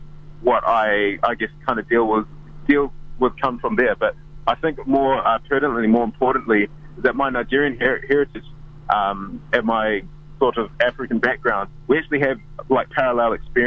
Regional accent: Auckland, New Zealand; also born or lived in United Kingdom; I grew up in South Auckland, Manurewa, which was quite a low socioeconomic area

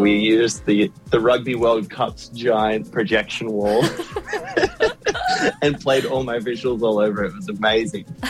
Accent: Sydney, New South Wales, Australia; my hometown in Sydney where I grew up

